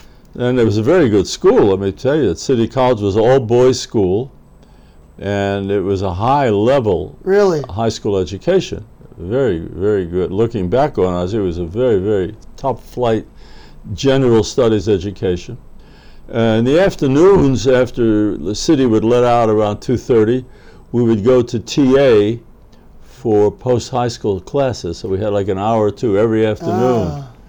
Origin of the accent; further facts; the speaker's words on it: Baltimore, Maryland, United States; also born or lived in Manchester, New Hampshire; So I was basically raised in Baltimore, although I had a few years.